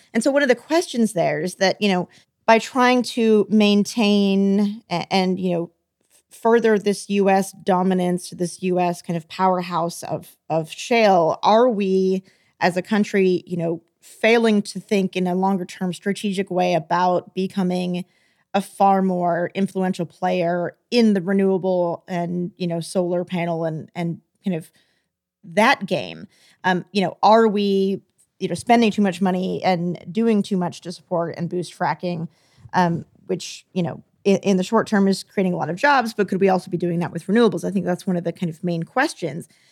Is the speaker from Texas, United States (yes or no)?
yes; Texas, United States; I'm from Texas.